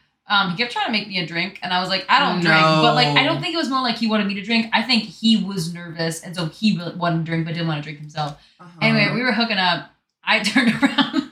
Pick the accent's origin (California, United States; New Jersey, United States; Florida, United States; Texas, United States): Florida, United States; I'm from Florida.